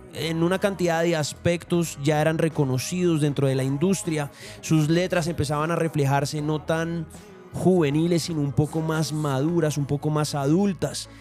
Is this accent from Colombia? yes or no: yes; Colombia; vengo desde Colombia